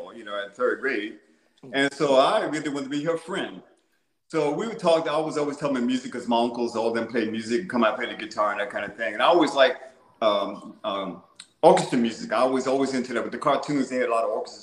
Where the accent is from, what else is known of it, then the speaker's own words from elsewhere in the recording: Native American town near Pamunkey, Virginia, United States; I grew up in Nanjing Moy, which is a Native American town. I went to Pamunkey High in junior and senior high school